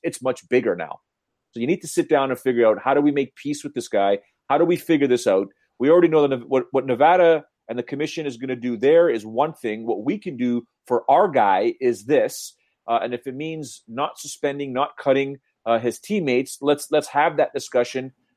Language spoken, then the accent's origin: English; Canada; James and I being Canadian